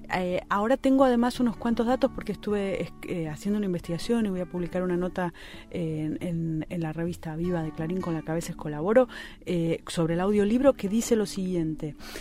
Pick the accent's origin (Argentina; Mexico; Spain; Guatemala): Argentina; nuestra literatura, que digo la nuestra, la argentina